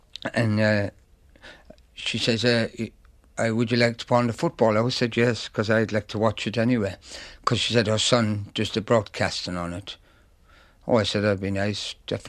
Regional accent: Donegal, Ulster, Ireland; moved away; also born or lived in Dublin; I was born in Dublin, but I was read up in Donegal.

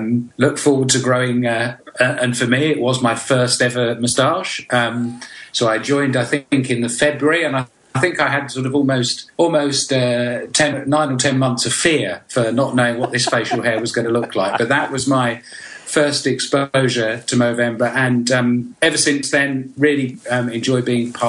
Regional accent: East of England, United Kingdom; accent: English Essex; also born or lived in Scotland / Glasgow; I am actually Scottish by birth, but I have my parents moved down to England when I was very, very young, so I have no ability to sound like a Scotsman.

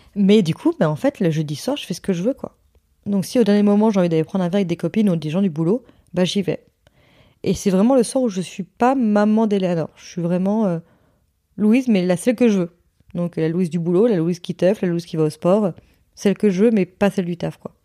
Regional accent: Hossegor, Nouvelle-Aquitaine, France; moved away; dans le sud-ouest chez moi à Osgore

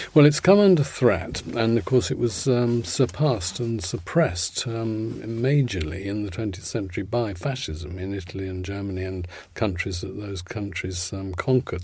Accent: London, United Kingdom; I come from Putney and the church, Saint Mary's on Putney Bridge, is still there

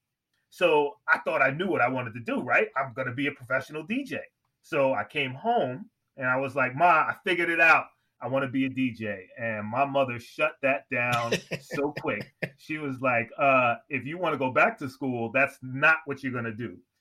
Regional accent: New York City, New York, United States; I'm from Queens, New York.

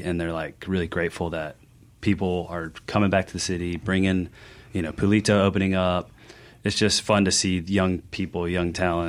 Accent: Jackson, Mississippi, United States; moved away as an adult; also born or lived in New York; Growing up in Jackson, and then I moved away, went to culinary school, lived in New York.

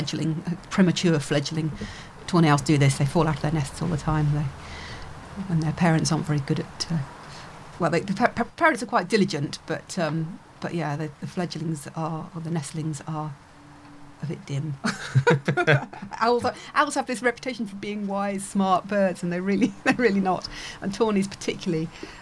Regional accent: Germany; born there; also born or lived in Northern Ireland / Warminster, England; So I was born in Germany. We did a couple of post-tours of duty in Northern Ireland in the late 70s. And then it was back to Germany again for 3 years. And then home for 3 years in Warminster on the edge of Salisbury Plain

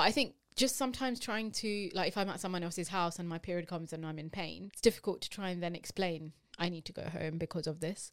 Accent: United Kingdom; we are British Asian women

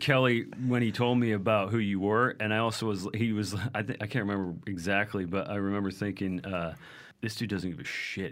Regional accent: Vancouver, British Columbia, Canada; I was from Vancouver

